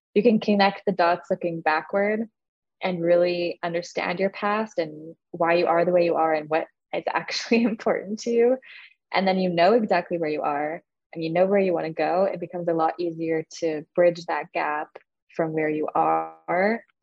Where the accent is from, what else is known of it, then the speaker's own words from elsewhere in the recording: Canada; I'm Canadian